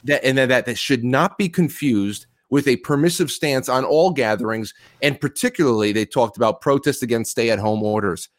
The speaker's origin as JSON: {"language": "English", "region": "New York", "country": "United States", "tie": "born or raised there", "said": "I grew up in New York in the nineties"}